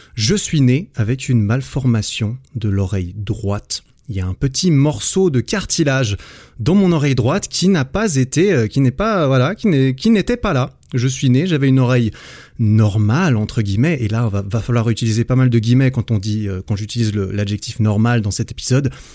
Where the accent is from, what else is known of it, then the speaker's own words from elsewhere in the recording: Switzerland; also born or lived in Sydney; dans la région euh, suisse, là où j'ai grandi